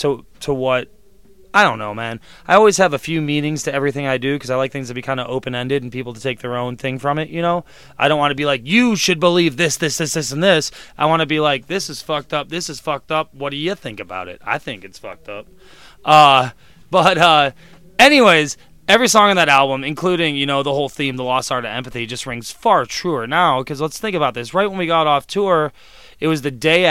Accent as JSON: {"language": "English", "town": "Cleveland", "region": "Ohio", "country": "United States", "tie": "born or raised there", "moved": "as an adult", "lives_now": "Chicago, United States", "said": "So my first 21 years were in Cleveland, Ohio, so it's about growing up in Cleveland during those tumultuous years"}